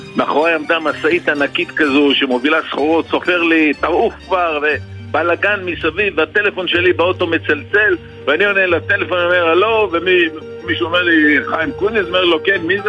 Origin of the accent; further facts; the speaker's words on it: Sderot, Southern District, Israel; moved away as an adult; now in Kibbutz Zikim, Israel; אני הרי נולדתי בשדרות, כל חיי עד לפני 14 שנה, לפני 4... לפני 14 שנה עברנו לקיבוץ זיקים